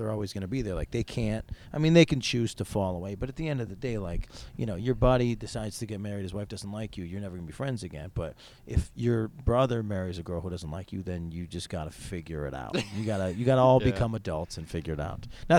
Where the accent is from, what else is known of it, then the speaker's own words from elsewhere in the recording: Syracuse, New York, United States; also born or lived in Albany; I grew up in Syracuse, New York.